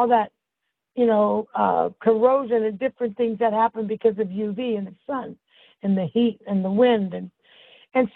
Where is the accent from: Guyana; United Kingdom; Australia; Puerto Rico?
Puerto Rico; now in Southern California, United States; I was born in Puerto Rico, Santa Fe, Puerto Rico